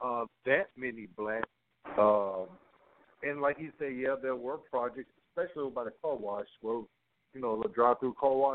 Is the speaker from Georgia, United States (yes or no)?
yes; Atlanta, Georgia, United States; I'm from Atlanta